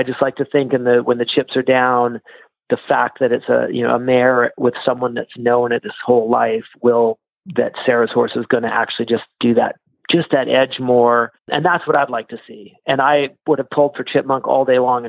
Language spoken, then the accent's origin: English; Canada; I'm Canadian